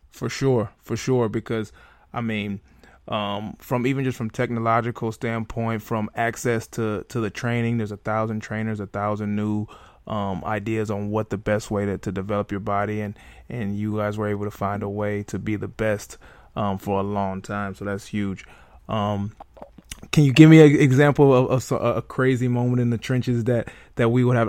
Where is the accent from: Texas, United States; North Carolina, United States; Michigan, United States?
Michigan, United States; Detroit; my hometown lions